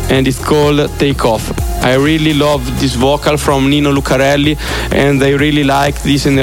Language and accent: English; Italy; I'm 30 years old and I come from Italy.